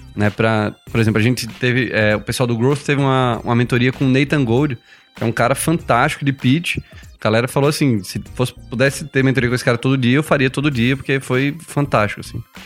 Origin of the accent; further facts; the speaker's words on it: Recife, Pernambuco, Brazil; eu sou publicitário de formação, sou de Recife